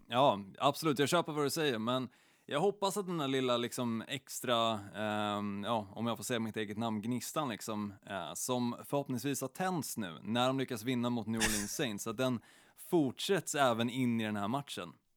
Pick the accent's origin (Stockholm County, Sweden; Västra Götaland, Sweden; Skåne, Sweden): Stockholm County, Sweden; Stockholm; i Stockholm, ehm, där jag är uppvuxen